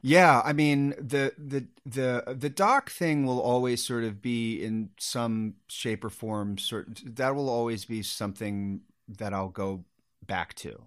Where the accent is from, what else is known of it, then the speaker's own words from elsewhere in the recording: Sacramento, California, United States; I grew up in Sacramento